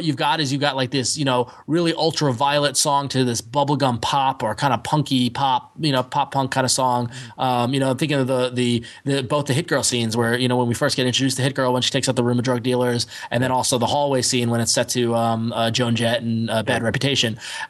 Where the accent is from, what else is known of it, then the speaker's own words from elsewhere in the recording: New York, United States; as a New Yorker